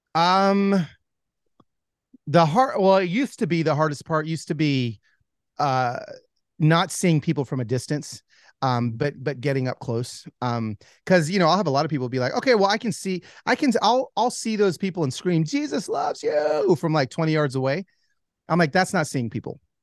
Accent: Pico Rivera, California, United States; I was born in East L A, in Pico Rivera

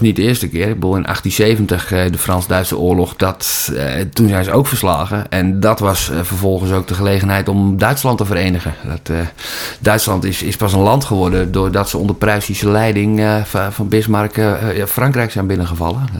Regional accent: Holland, Netherlands; vanuit mijn Nederlandse identiteit als echte Hollander

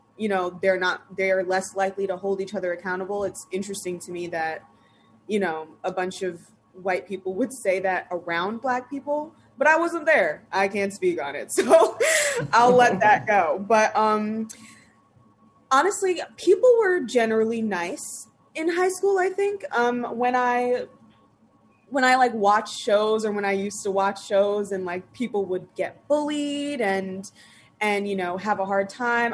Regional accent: Long Island, New York, United States; I grew up in Long Island

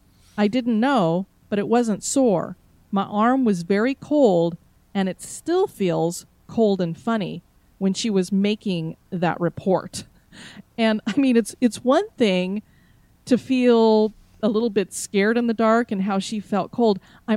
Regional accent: Florida, United States; I do get chilled very easily since I am from Florida.

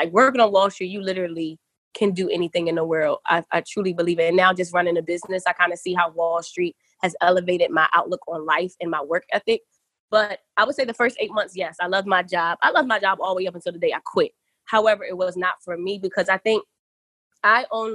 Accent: Philadelphia, Pennsylvania, United States; moved away as an adult; I'm from Philly

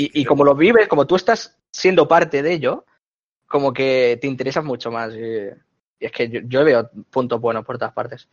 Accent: Catalonia, Spain; aquí en Cataluña, no me sé otro sitio, porque eso he estudiado aquí

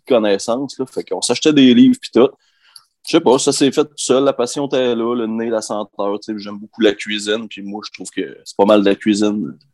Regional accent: Albanel, Quebec, Canada; je viens d'Albanel, au Lac-Saint-Jean, j'avais euh, un oncle qui avait une ferme, on qu'on allait souvent euh, jouer là avec mes cousins

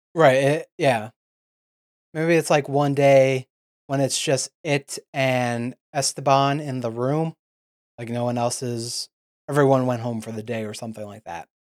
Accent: United States; We're American

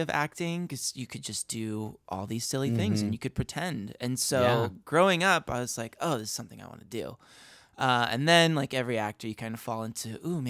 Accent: Riverside, California, United States; I'm from Riverside.

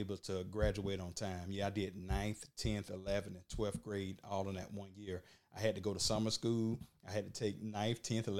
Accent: Georgia, United States; Okay. Well, I'm from Burke County.

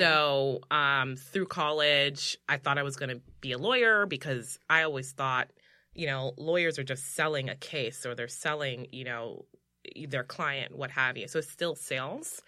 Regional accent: New York City, New York, United States; I was born in the Bronx

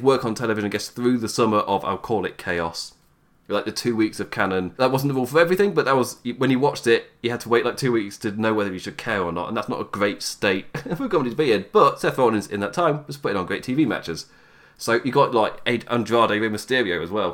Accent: England, United Kingdom; you can tell by my voice, I'm English

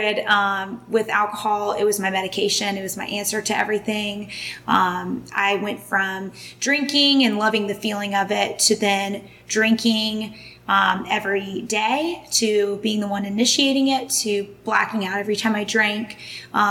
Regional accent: Atlanta, Georgia, United States; I am from Atlanta, Georgia

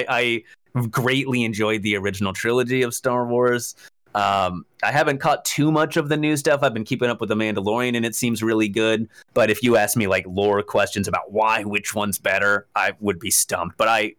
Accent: Camarillo, California, United States; I grew up in Southern California.

